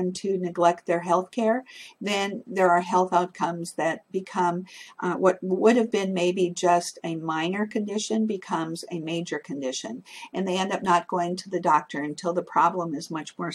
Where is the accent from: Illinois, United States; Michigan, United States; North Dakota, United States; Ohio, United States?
North Dakota, United States; moved away as an adult; now in Washington, D.C. area, United States; I'm living in metropolitan area now, just outside of Washington, D.C., but I'm originally from North Dakota, and you don't get much more rural than